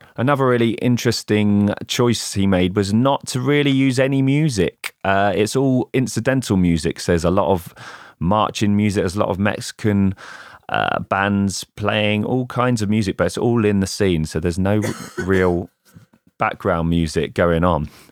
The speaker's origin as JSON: {"language": "English", "region": "England", "country": "United Kingdom", "said": "an English lad who grew up in the nineties"}